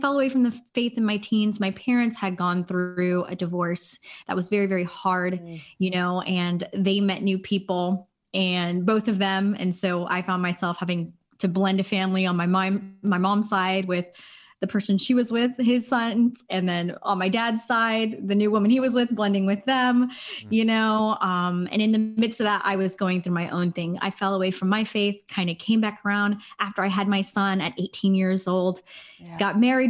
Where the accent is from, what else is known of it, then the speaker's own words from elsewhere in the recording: Los Angeles, California, United States; So I am from Los Angeles, California. I'm a Los Angeles native